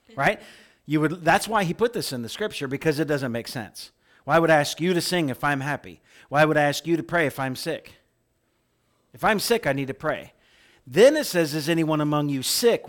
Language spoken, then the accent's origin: English; middle of Illinois, United States; moved away as an adult; also born or lived in Oklahoma / California; I grew up in Corn Country, middle of Illinois